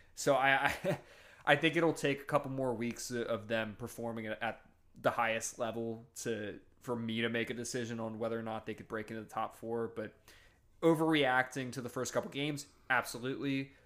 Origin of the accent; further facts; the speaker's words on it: Northeast, United States; I'm from the Northeast